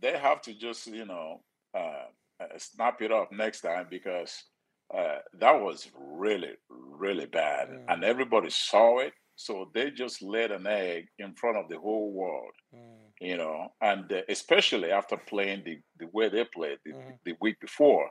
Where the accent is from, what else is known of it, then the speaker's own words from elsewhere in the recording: Nigeria; moved away as an adult; now in United States; I'm from Nigeria, the poor family from Nigeria